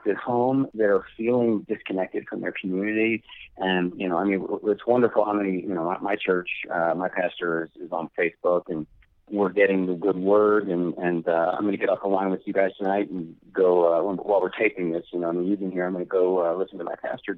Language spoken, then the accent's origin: English; Lima, Ohio, United States; Lima, Ohio, my hometown